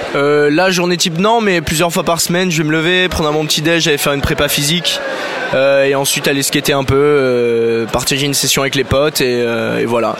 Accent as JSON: {"language": "French", "town": "Bordeaux", "region": "Nouvelle-Aquitaine", "country": "France", "said": "je suis bordelais"}